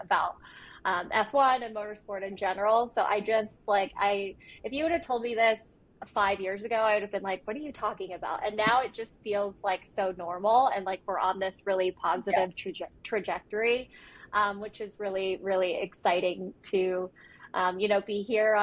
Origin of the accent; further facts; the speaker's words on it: United States; I grew up watching motorsport in America